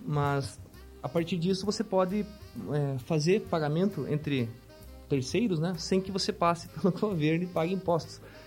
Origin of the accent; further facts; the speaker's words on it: Francisco Beltrão, Paraná, Brazil; moved away; Eu sou natural de Francisco Beltrão, do Paraná